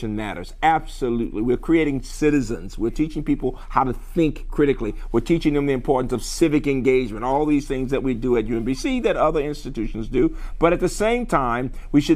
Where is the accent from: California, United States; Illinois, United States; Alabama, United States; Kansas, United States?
Alabama, United States; Birmingham; moved away; a black kid growing up in Birmingham in the 50s and 60s